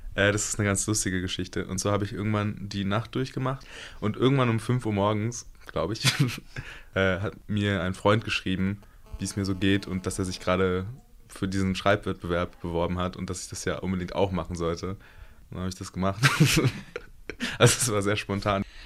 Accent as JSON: {"language": "German", "region": "Berlin", "country": "Germany", "said": "ich bin 23 Jahre alt und komme aus Berlin"}